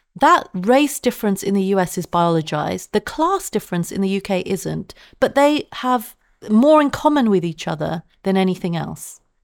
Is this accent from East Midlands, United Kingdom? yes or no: no; London, United Kingdom; I grew up in Southeast London at a time when the B N P was active